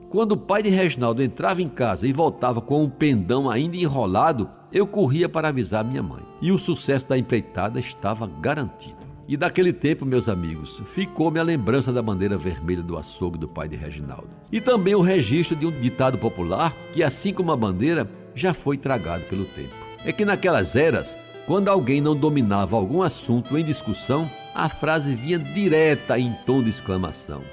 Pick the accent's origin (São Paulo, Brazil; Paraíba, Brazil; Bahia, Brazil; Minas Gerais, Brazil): Paraíba, Brazil; João Pessoa; cresci em Jaguaribe